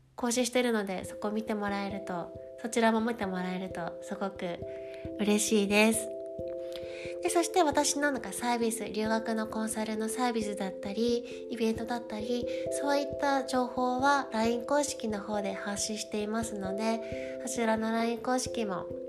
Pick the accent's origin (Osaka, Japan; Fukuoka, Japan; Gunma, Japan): Fukuoka, Japan; Koga; moved away as an adult; now in Paris, France; 生まれ出身は九州の福岡県です福岡県で、えっと、子供の頃から小学校中学校まで古賀市